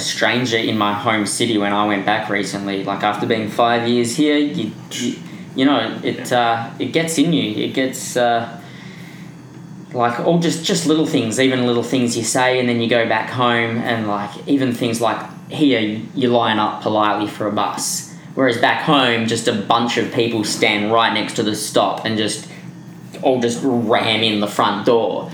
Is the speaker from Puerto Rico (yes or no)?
no; Perth, Western Australia, Australia; moved away as an adult; now in Vancouver, Canada; I'm from Perth